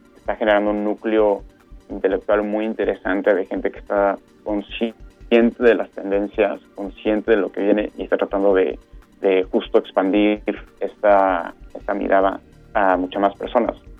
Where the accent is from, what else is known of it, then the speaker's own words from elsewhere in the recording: Mexico; moved away; also born or lived in Europe; nosotros como mexicanos